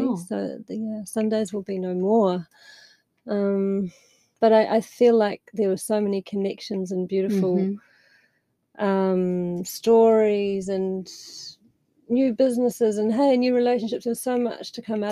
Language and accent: English; Bay of Plenty, New Zealand; I'm from New Zealand. Mm. I grew up near Katikati and Pahoia, so the Bay of Plenty area